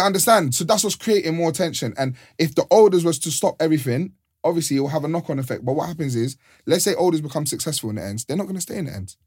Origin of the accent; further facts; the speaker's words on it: London, United Kingdom; where I'm from, I grew up in Mozart